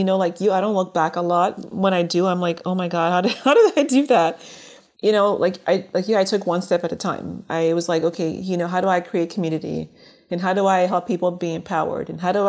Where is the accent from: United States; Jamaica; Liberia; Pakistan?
Liberia; born there; moved away; I'll be honest, being that I was born in Liberia and immigrated here, I didn't think of color as being an issue at first.